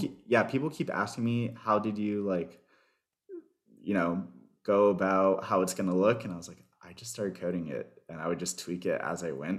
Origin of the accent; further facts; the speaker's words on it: Miami, Florida, United States; also born or lived in Chicago; Miami, Florida.